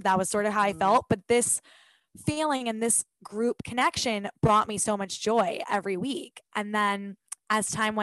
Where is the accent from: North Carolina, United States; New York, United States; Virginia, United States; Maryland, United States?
New York, United States; Long Island; I grew up on Long Island where the high school sports community is huge